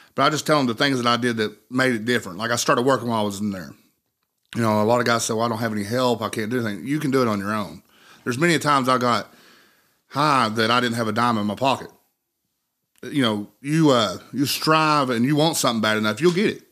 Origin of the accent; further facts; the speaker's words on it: Cold Creek, United States; living in Monroe County, for me, that's where I'm from. I was born and raised in Cold Creek